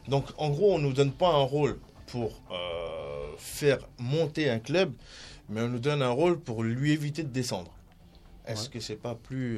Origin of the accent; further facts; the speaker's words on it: Tunisia; je suis tunisien